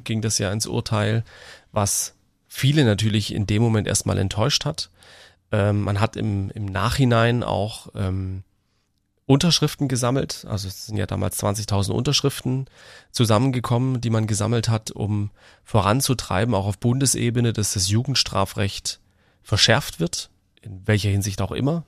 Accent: Baden-Württemberg, Germany; bei uns in Baden-Württemberg

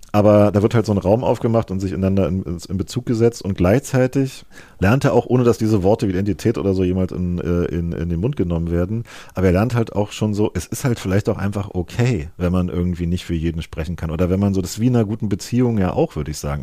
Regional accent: East Germany, Germany; als Ostdeutscher

